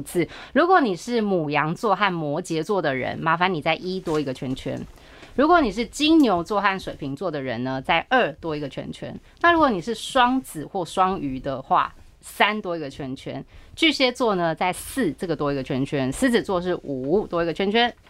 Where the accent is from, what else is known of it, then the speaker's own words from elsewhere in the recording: Taiwan; 我们自己台湾就有什么十大建设